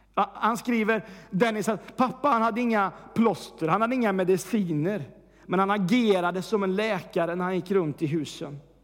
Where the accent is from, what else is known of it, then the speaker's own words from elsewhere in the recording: Värmland, Sweden; moved away; Senast jag var hemma i Värmland